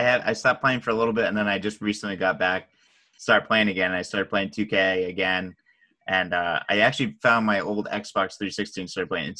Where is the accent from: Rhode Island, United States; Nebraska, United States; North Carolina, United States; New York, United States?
Rhode Island, United States; So I'm from Rhode Island